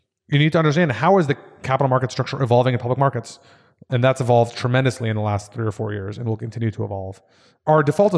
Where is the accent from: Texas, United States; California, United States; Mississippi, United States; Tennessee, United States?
Texas, United States; Austin; also born or lived in New York; So I grew up in Austin.